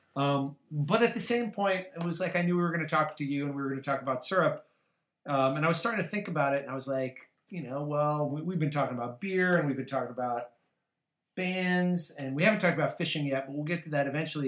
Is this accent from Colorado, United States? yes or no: yes; Colorado, United States; I grew up in Colorado, and when I was a kid, we had no baseball team.